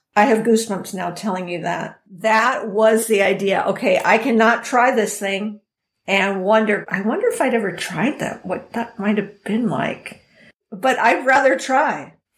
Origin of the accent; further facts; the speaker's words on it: San Diego, California, United States; I born and raised in San Diego, had a wonderful growing up time